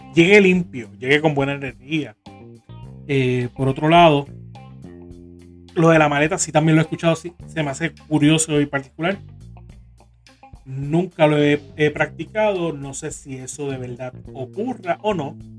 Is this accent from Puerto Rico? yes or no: yes; Carolina, Puerto Rico; moved away as an adult; now in Corozal, Puerto Rico; yo me crié en La Rosa, yo me crié en Carolina, pero llevo bastantes años en, en Corozal